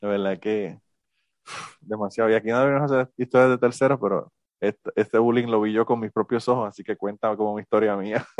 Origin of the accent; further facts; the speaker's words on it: Puerto Rico; now in United States; yo soy boricua en los Estados Unidos